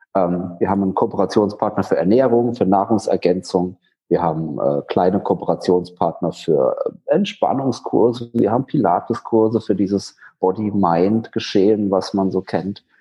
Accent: Rhineland-Palatinate, Germany; moved away as an adult; also born or lived in Schwerin; mittlerweile bin ich in meiner Heimatstadt in der Pfalz wieder

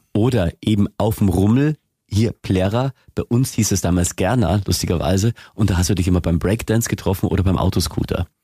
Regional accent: Lower Bavaria, Germany; moved away as an adult; now in Augsburg, Germany; ich bin in Niederbayern aufgewachsen und da redet noch ganz anders.

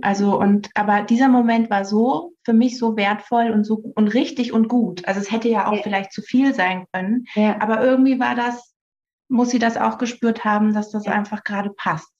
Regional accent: near Nuremberg, Bavaria, Germany; ich komme aus der Nähe von Nürnberg.

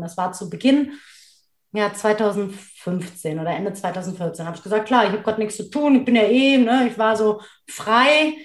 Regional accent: Cologne, North Rhine-Westphalia, Germany; also born or lived in Duisburg; Das ist ja meine Heimatstadt, da bin ich geboren und aufgewachsen

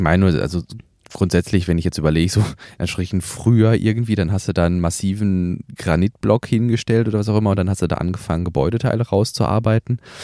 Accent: Germany; bei uns in Deutschland

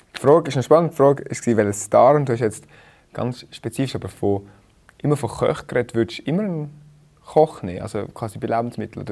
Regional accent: Rheinfelden, Aargau, Switzerland; moved away as an adult; also born or lived in Zurich; ich bin in Rheinfelden aufgewachsen

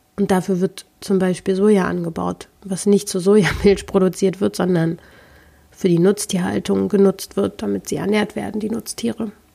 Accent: Berlin, Germany; ich komme ja nun mal aus Berlin

